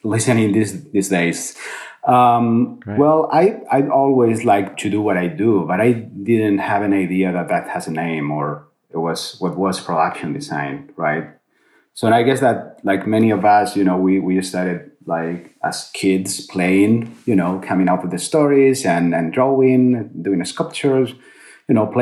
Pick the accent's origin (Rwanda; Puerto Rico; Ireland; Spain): Spain; moved away as an adult; also born or lived in Madrid, Spain / London, United Kingdom / Canada; now in United States; I was born in Madrid and different cities in Spain before moving out